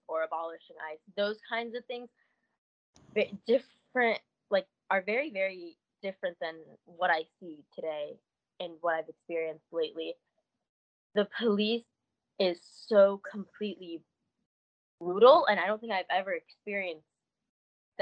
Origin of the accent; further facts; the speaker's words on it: Detroit, Michigan, United States; moved away; I grew up in Detroit